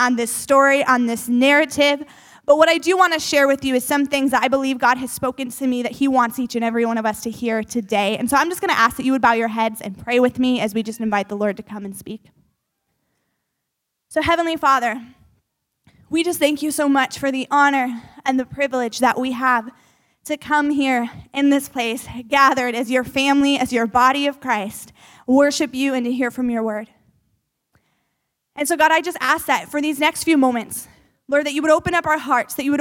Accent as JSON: {"language": "English", "region": "Northwest Indiana", "country": "United States", "tie": "born or raised there", "also_born_or_lived": "Wisconsin", "moved": "as an adult", "lives_now": "Madison, United States", "said": "I grew up in Northwest Indiana"}